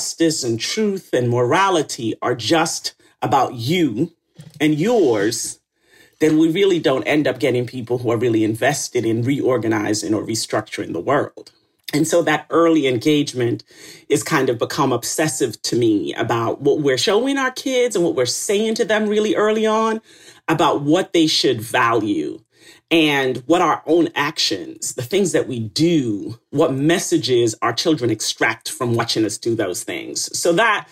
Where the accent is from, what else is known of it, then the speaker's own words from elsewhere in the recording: Retreat, Saint Mary, Jamaica; also born or lived in St. Ann's Bay, Jamaica / Kingston, Jamaica; I was born in St. Anne's Bay Hospital in Jamaica. And I grew up in a town of 433 people in Retreat St. Mary.